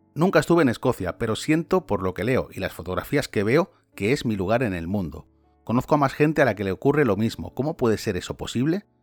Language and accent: Spanish; Valencia, Valencian Community, Spain; moved away as an adult; now in Scotland, United Kingdom; yo soy de Valencia, España